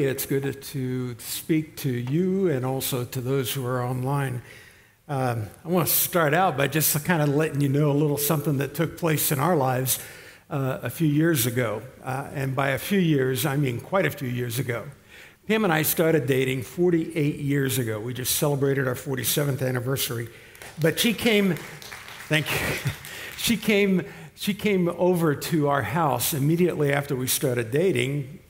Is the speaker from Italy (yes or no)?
yes; Italy; We grew up in Italy, so we were used to this and that.